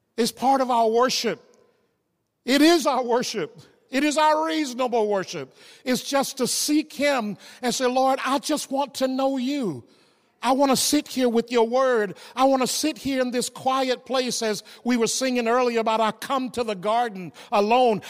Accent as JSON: {"language": "English", "region": "the South", "country": "United States", "tie": "born or raised there", "said": "growing up in the South"}